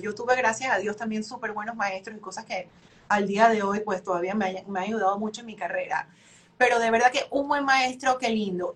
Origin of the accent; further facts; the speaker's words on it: Panama; moved away as an adult; now in Miami, United States; desde que me fui de Panamá